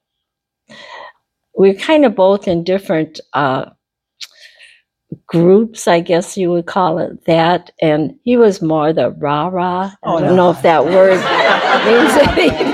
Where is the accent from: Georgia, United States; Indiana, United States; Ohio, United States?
Indiana, United States; northwestern; born or raised there; also born or lived in Decatur, Illinois; now in Greenwood, Indiana, United States